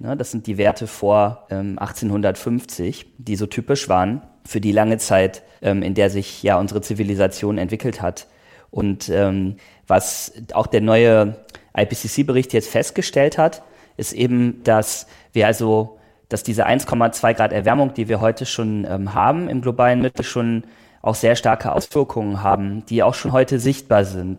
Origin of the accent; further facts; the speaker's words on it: Oberbergischer Kreis, North Rhine-Westphalia, Germany; now in Potsdam, Germany; Das ist auch die Region, wo ich herkomme, im Oberbergischen äh, Kreis, im, im Nordrhein-Westfalen